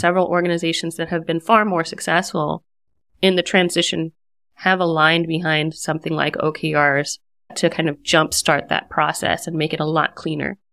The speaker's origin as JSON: {"language": "English", "country": "United States", "also_born_or_lived": "Washington, D.C. metro area / San Francisco", "moved": "as an adult", "lives_now": "Berlin, Germany", "said": "as an American"}